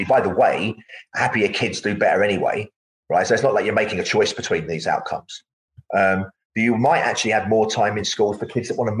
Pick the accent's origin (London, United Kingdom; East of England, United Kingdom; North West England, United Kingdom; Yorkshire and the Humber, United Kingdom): London, United Kingdom; having been born in the East End of London, I wasn't really around nature very much